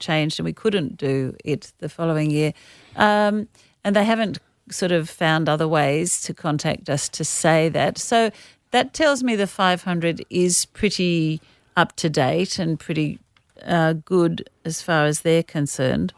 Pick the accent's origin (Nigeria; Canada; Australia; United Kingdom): Australia